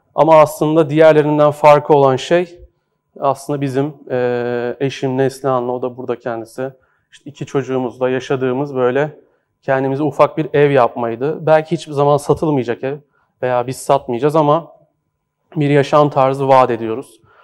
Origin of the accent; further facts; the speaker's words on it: Horhor Antiques Bazaar, Istanbul, Turkey; orada doğdum, büyüdüm. E, hor Antikacılar Çarşısı'nda büyüdüm.